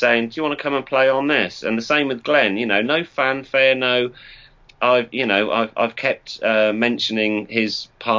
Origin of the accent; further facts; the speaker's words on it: Norwich, East of England, United Kingdom; also born or lived in Northampton; I'm from Norwich